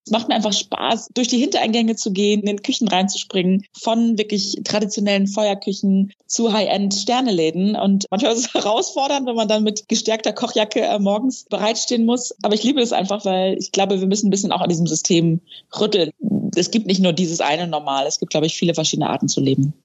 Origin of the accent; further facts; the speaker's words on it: Friesland, Lower Saxony, Germany; moved away; also born or lived in Texas; bin aus Friesland groß geworden, habe mich da sehr gelangweilt